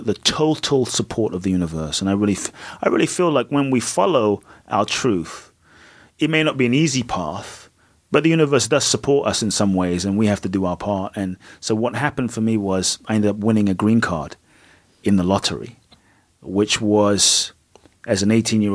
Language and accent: English; London, United Kingdom; moved away as an adult; also born or lived in Ghana; now in United States; growing up in Peckham was literally like a ghetto